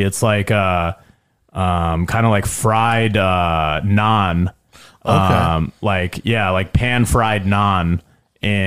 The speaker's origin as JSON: {"language": "English", "town": "Carmel", "country": "United States", "tie": "born or raised there", "said": "I grew up in Carmel, and in middle school"}